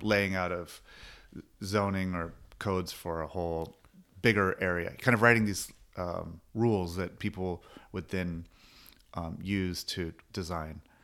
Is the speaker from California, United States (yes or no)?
yes; Long Beach, California, United States; growing up in Long Beach